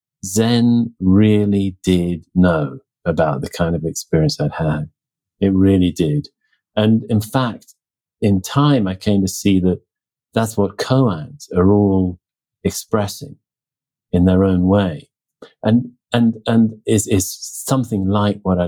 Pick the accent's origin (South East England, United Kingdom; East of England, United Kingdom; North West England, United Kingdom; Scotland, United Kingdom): South East England, United Kingdom; Oxford; moved away; also born or lived in New Mexico; I was back in my hometown, Oxford, England, at the time.